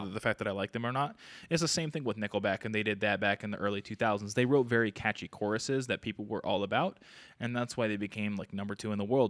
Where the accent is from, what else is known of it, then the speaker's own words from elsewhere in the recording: Arizona, United States; We Are From Arizona.